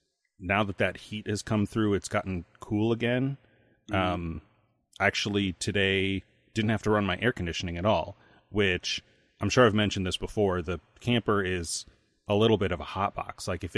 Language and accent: English; Indiana, United States; Because I'm from Indiana.